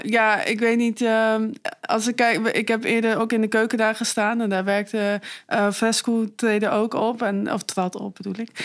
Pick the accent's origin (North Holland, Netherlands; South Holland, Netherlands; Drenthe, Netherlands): Drenthe, Netherlands; Meppel; also born or lived in Leeuwarden / Leiden; now in Zwolle, Netherlands; ik ben geboren in Leeuwarden en opgegroeid in Meppel